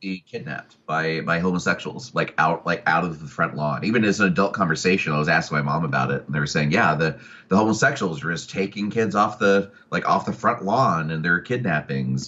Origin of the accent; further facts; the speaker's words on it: Oklahoma City, Oklahoma, United States; also born or lived in Atlanta, Georgia; I was born in Atlanta, Georgia, and raised primarily in Oklahoma City